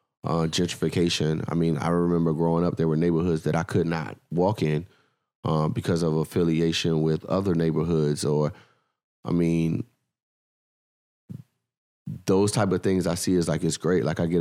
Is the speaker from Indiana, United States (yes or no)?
no; Washington, District of Columbia, United States; well, where are you from? I'm like, oh, I'm from DC.